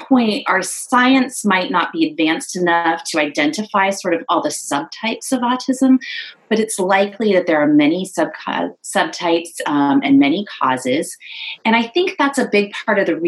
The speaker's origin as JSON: {"language": "English", "region": "California", "country": "United States", "also_born_or_lived": "San Diego, California", "moved": "as an adult", "lives_now": "South Carolina, United States", "said": "I'm originally from California"}